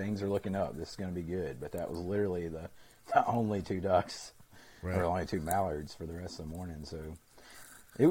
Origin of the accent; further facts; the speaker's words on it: Arkansas, United States; I'm from Arkansas. That's where I've hunted just about all of my duck hunting career